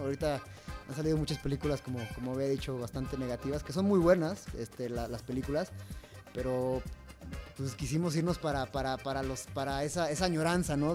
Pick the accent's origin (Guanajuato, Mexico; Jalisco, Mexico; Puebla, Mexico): Jalisco, Mexico; yo soy de Jalisco